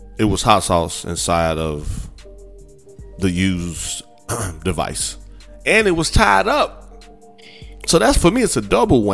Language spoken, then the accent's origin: English; Midwest, United States; moved away; also born or lived in South Texas; I was from the Midwest